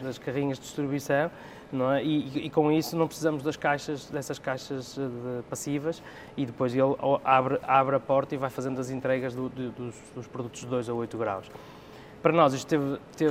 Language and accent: Portuguese; Porto, Norte, Portugal; nasci no Porto